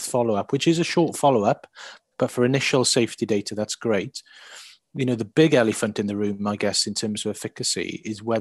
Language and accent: English; near Swansea, Wales, United Kingdom; now in Cardiff, United Kingdom; Swansea, near my hometown.